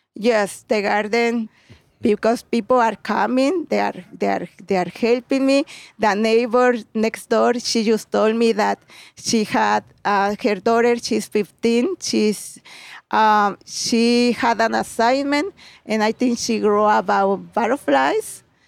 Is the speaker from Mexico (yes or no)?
yes; Puebla, Mexico; English is a second language; moved away as an adult; now in Chicago, United States; I'm from Puebla.